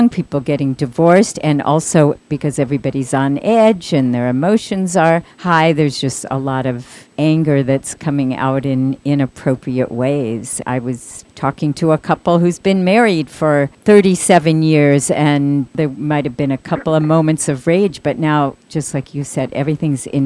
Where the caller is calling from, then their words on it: Pasadena, California, United States; Oh, pa- Pasadena.